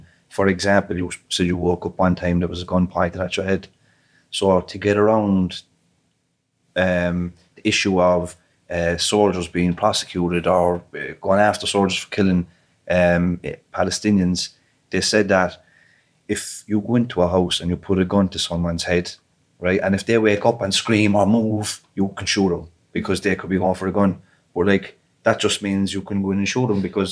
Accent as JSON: {"language": "English", "country": "Ireland", "said": "as an Irish citizen, a European Union resident"}